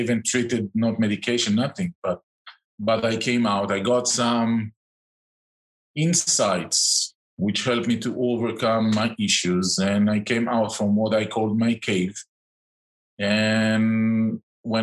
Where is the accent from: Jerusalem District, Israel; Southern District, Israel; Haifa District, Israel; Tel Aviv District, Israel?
Tel Aviv District, Israel; outskirts of Tel Aviv; moved away as an adult; also born or lived in Eilat / Tiberias; now in Spain; I grew up in the outskirts of Tel Aviv, in the center of Israel